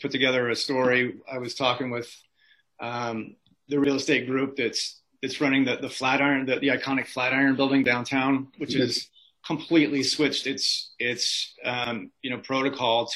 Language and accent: English; Midwest, United States; moved away as an adult; now in Atlanta, United States; I grew up in the Midwest in kind of a good, wholesome, but let's be honest, decaying Rust Belt city